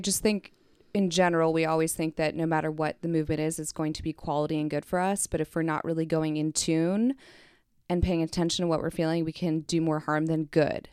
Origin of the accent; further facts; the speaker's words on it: Kansas City, United States; moved away as an adult; also born or lived in Philadelphia; I am from Kansas City